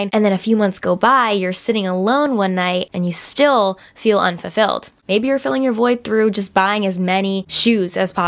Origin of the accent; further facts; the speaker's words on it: New Jersey, United States; accent: Jersey; my Jersey accent really just popped out